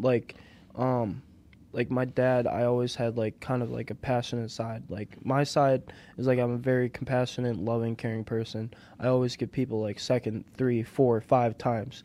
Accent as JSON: {"language": "English", "area": "Aspen", "region": "Wisconsin", "country": "United States", "tie": "born or raised there", "also_born_or_lived": "Brookfield, Wisconsin / Oconomowoc, Wisconsin", "said": "born and raised in Aspen, Wisconsin"}